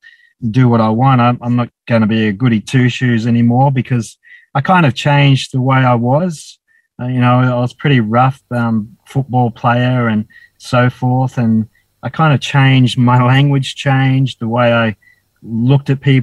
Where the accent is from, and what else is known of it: Dapto, New South Wales, Australia; born or raised there; also born or lived in Wollongong; now in Cooktown, Australia